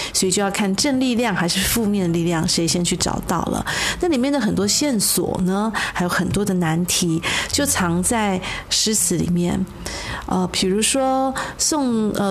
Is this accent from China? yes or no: no; Taiwan; moved away; 我在台湾土生土长的人